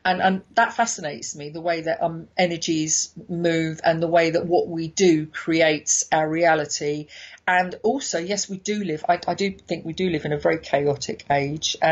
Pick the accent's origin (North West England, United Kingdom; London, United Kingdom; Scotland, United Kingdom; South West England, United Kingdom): London, United Kingdom; as a Londoner